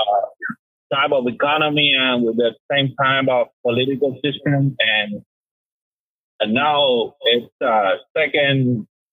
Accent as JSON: {"language": "English", "country": "Cuba", "moved": "yes", "said": "I'm originally from Cuba."}